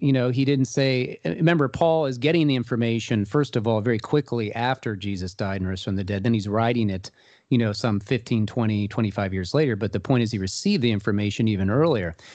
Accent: Columbus, Ohio, United States; I'm originally from Columbus, Ohio, and I was raised in a Jewish community here.

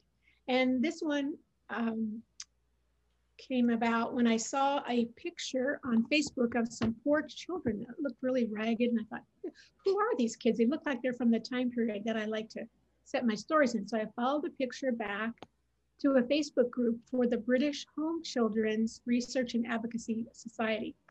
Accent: Oregon, United States; moved away as an adult; now in New Jersey, United States; I live in New Jersey now, but I'm originally from Oregon.

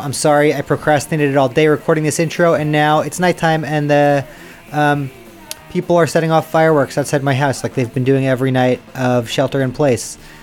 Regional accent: New York City, New York, United States; as a New Yorker

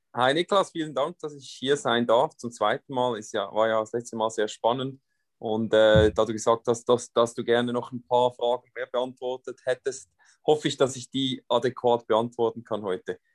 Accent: Switzerland; bei uns in der Schweiz

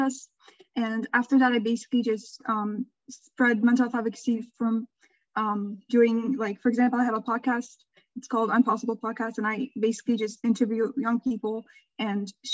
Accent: Turkey; I'm from Turkey, and Turkey is a Middle Eastern country

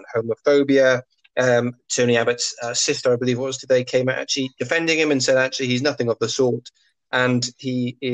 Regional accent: Welsh, Wales, United Kingdom; I'm no less Welsh because I'm British, and I'm no more less British because I'm Welsh

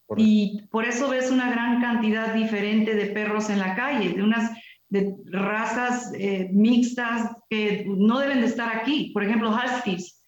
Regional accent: Mexico

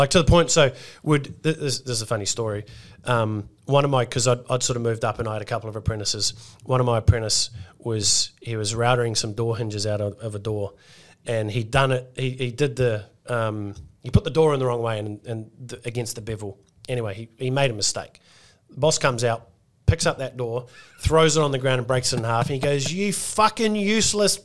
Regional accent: Australia

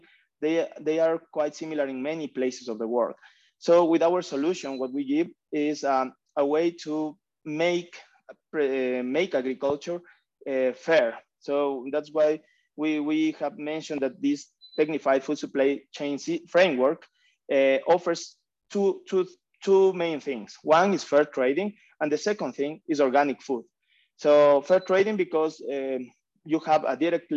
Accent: Ecuador; I am also from Ecuador

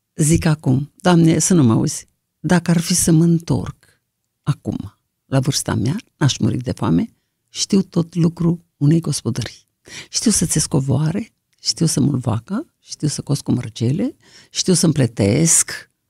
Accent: Toporivtsi, Chernivtsi Oblast, Ukraine; now in Romania; am văzut lumina zilei dincolo de Sărma Ghimpata. Topărăuț se numește localitatea, acum nu se mai numește așa, Topăruica

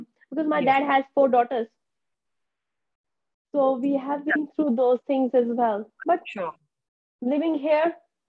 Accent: India; now in New Zealand; have never been back to India. And people ask me why. And I'm like, I don't like India.

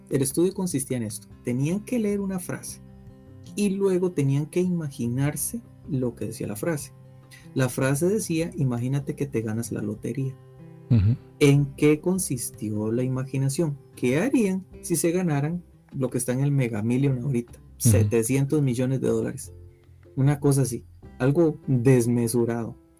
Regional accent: Costa Rica; nosotros como ticos

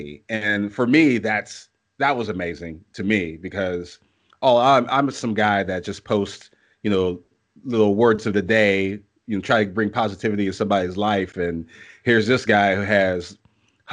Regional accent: Pittsburgh, Pennsylvania, United States; now in Canton, United States; I am from Pittsburgh. I was born there. I currently live in Canton, Ohio, but Pittsburgh is still my home.

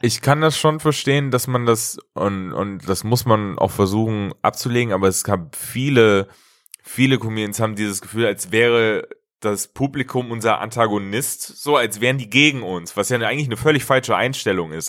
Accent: Hesse, Germany; moved away; ich komme ja eigentlich auch ursprünglich aus Hessen

